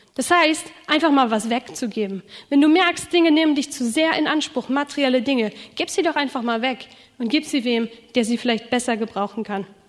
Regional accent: Rhineland, Germany; now in Schramberg, Germany; Ich komme ja aus dem Rheinland

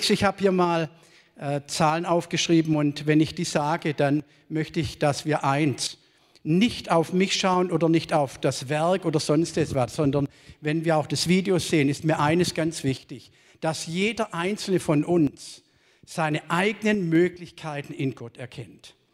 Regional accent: Baden-Württemberg, Germany; accent: Swabian; ich bin ja hier in der Nähe groß geworden oder zumindest geboren. Man hört es sicherlich auch, wenn ich in Norddeutschland bin, sagen sie alle, ah, kommt ein Schwabe.

